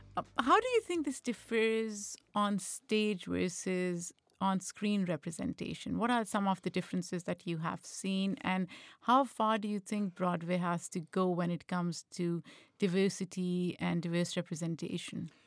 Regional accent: Pakistan; moved away; Growing up in Pakistan

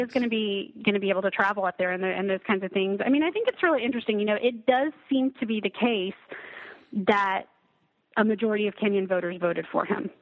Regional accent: near Lubbock, West Texas, United States; now in Maine, United States; I'm from originally from a small town um, yeah. in West Texas. I'll just it's near Lubbock.

